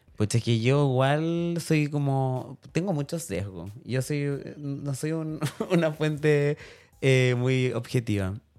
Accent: Chile; nosotros como chilenos

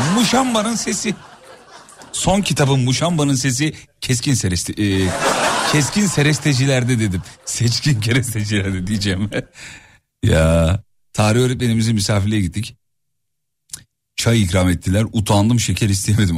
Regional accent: İzmit, Kocaeli, Turkey; also born or lived in Erzurum (ancestry); ben aslen Erzurumluyum. Anne babam Erzurumlu. Doğma büyüme İzmitliyim ama aslım oralı.

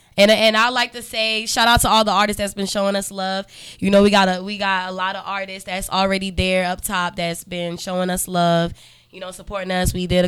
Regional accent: North Carolina, United States; also born or lived in New York; Yeah, I was born in New York, but raised out there, so, you know, I'm repping North Carolina.

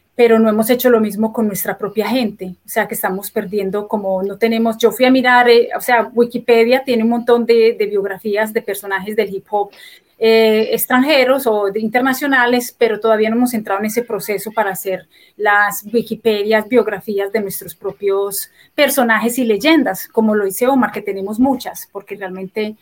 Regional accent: Medellín, Antioquia, Colombia; moved away as an adult; now in United States; siendo yo una de las primeras MCs de Medellín

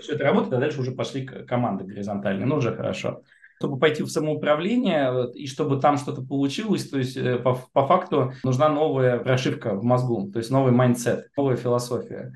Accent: Moscow, Russia; Я коренной москвич.

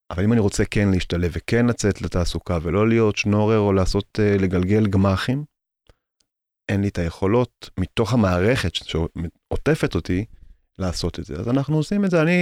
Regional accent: Jerusalem, Jerusalem District, Israel; אני יליד קטמונים

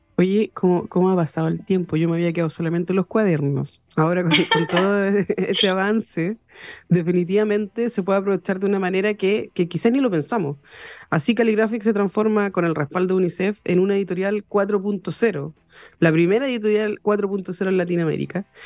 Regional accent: Chile; Nosotros como ciudadanos chilenos

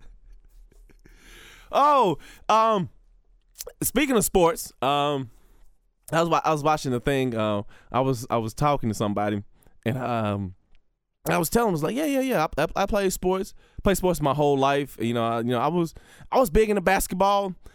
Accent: Bessemer, Alabama, United States; my hometown, Bessemer, Alabama

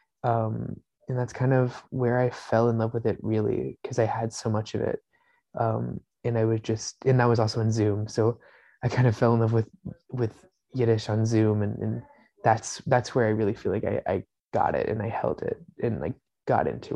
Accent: New York City, New York, United States; also born or lived in Long Island; I grew up in Queens and I went to school in Long Island

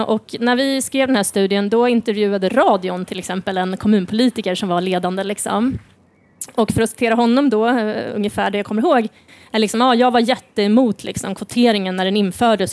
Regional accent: Sweden; som liksom svensk

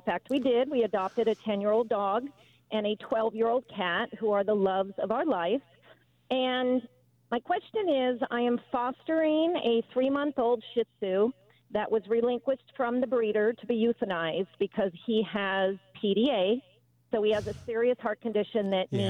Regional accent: Burbank, California, United States; In Burbank, California.

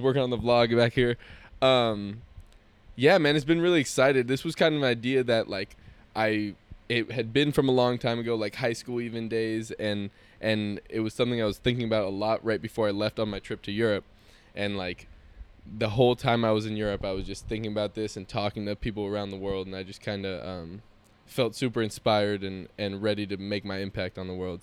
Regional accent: San Jose, California, United States; our childhood growing up in Willow Glen, California

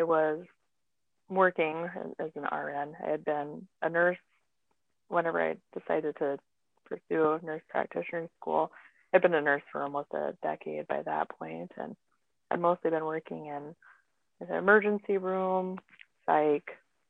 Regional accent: Pine Ridge Reservation, South Dakota, United States; moved away as an adult; also born or lived in Fargo-Moorhead; now in Fargo, United States; I grew up on the Pine Ridge Reservation in South Dakota.

